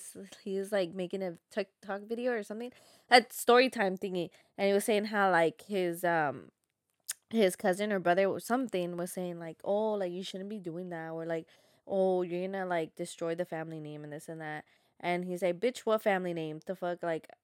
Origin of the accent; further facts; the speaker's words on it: California, United States; We're from Cali, like, or there's other bigger, better places, you know?